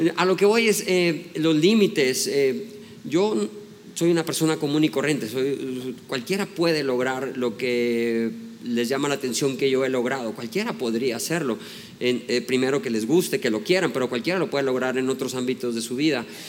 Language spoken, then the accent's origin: Spanish; Mexico; soy mexicano